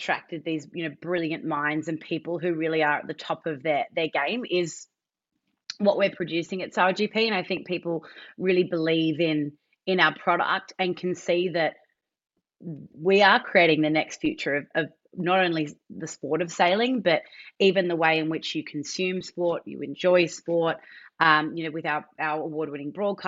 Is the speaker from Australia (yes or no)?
yes; Australia; as an Australian